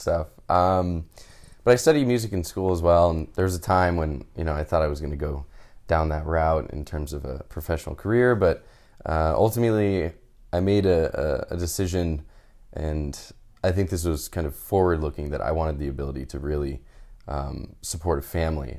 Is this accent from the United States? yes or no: yes; Houston, Texas, United States; moved away as an adult; also born or lived in California; now in San Francisco, United States; I'm originally from Houston and moved out to California for school